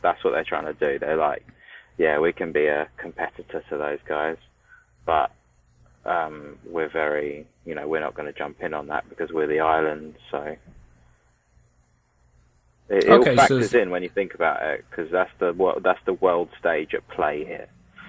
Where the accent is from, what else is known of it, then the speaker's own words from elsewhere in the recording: United Kingdom; As a nation, good old Blighty.